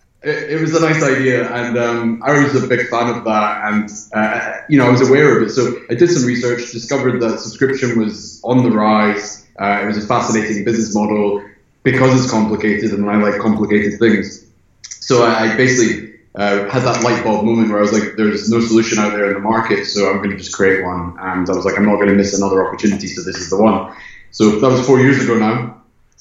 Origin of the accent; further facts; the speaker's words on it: Scotland, United Kingdom; moved away as an adult; now in Los Angeles, United States; I'm from Scotland, residing in Los Angeles